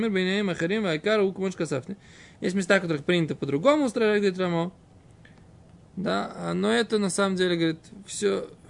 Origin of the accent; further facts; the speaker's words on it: Israel; которого я как бы вырос здесь, в Израиле, грубо говоря. Ну, после того, как приехал в Израиль, меня не было здесь мамы с папой.